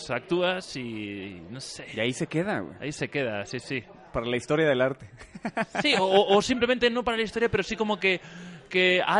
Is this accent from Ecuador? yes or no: no; Guanajuato, Mexico; Que soy de Guanajuato, ojo.